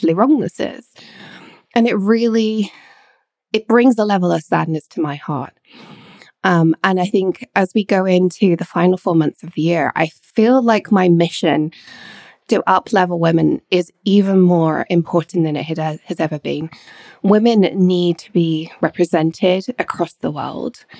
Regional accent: England, United Kingdom; also born or lived in Scotland / Edinburgh; Growing up in England, although I'm Scottish and born in Scotland, I went to school in England

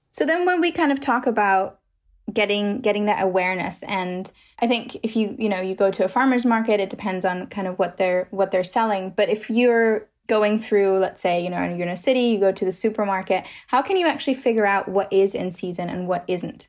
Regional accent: Germany; I'm from Germany

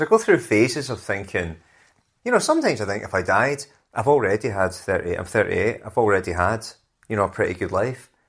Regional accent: Scotland, United Kingdom; now in London, United Kingdom; being Scottish

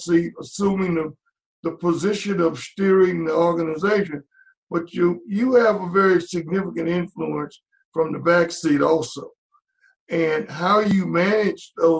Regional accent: Shreveport, Louisiana, United States; moved away as an adult; also born or lived in Pittsburgh / Charlotte; in Shreveport, Louisiana, my hometown.

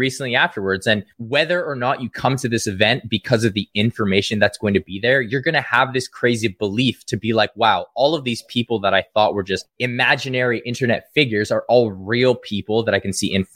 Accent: Kelowna, British Columbia, Canada; moved away as an adult; I'm from Kelowna.

